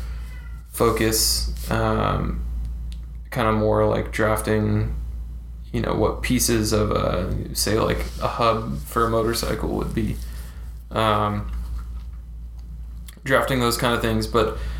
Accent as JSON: {"language": "English", "town": "Fresno", "region": "California", "country": "United States", "moved": "yes", "said": "I came from Fresno, California. The asshole of California"}